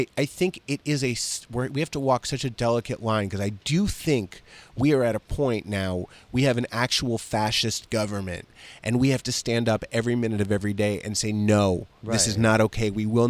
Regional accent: Virginia, United States; I'm from Fauquier County, Virginia.

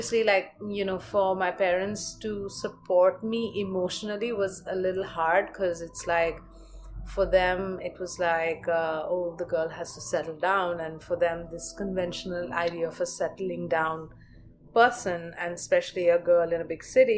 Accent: Delhi, India; I grew up in Delhi

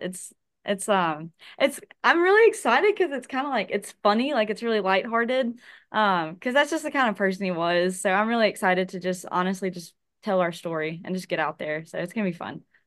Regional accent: Hattiesburg, Mississippi, United States; also born or lived in Wayne County, Mississippi; now in Biloxi, United States; born and raised in Hattiesburg, Mississippi

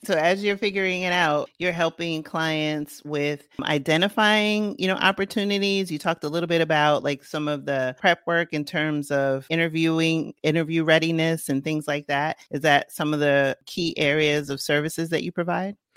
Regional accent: New York City, New York, United States; moved away; I, uh, grew up in the Bronx, and then I went to upstate New York

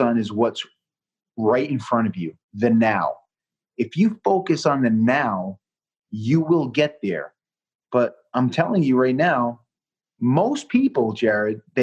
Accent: Southeastern Massachusetts, United States; being from Massachusetts and growing up a Patriot fan

